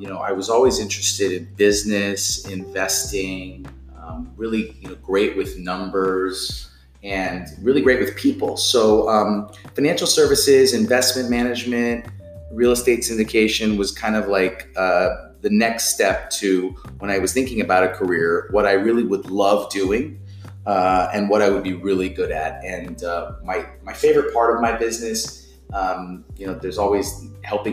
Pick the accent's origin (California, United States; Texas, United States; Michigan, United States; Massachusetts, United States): California, United States; Beverly Hills; also born or lived in Tucson, Arizona / New York City; I grew up here in Los Angeles, California, Beverly Hills to be exact